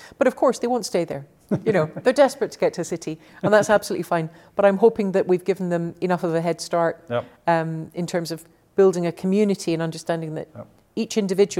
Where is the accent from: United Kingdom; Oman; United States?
United Kingdom; Glasgow, Scotland; also born or lived in Paris, France / Edinburgh, United Kingdom / London, United Kingdom; So I grew up in Glasgow and Paris and then back to Glasgow and then Edinburgh and then London. So cities all my life.